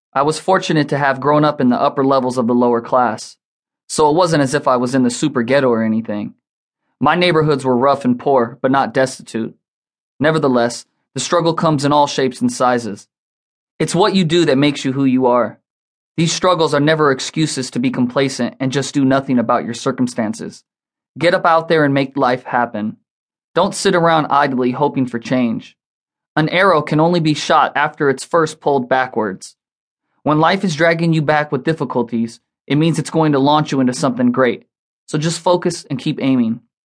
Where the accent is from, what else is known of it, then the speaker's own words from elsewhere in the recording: Los Angeles, California, United States; moved away as an adult; now in Las Vegas, United States; Growing up in the streets of Los Angeles